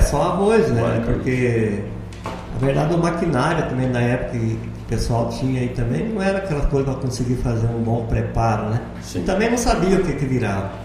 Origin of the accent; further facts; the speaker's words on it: Palotina, Paraná, Brazil; also born or lived in Santa Catarina / Boa Esperança; now in Lucas do Rio Verde, Brazil; eu sou lá do Paraná. Na verdade, eu nasci em Santa Catarina, saí de lá bem com dois anos e pouquinho. Daí viemos morar em Palotina, no Paraná